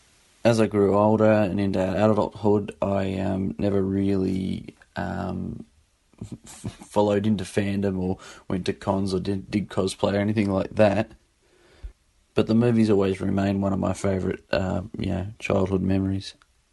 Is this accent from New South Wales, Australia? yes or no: yes; Sydney, New South Wales, Australia; I'm from Sydney, Australia.